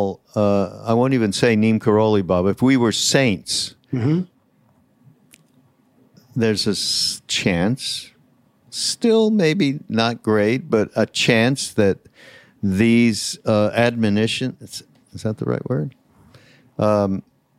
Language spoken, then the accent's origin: English; Canada; I'm from Canada